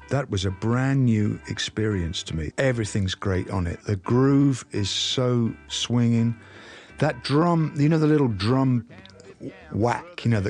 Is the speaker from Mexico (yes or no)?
no; England, United Kingdom; music from the United States couldn't have been any more different to the stuff that we were served up as English kids.